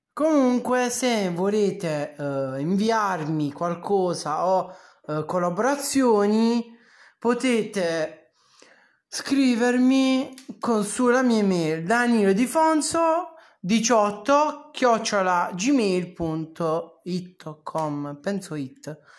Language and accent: Italian; Bari, Apulia, Italy; Sono di Bari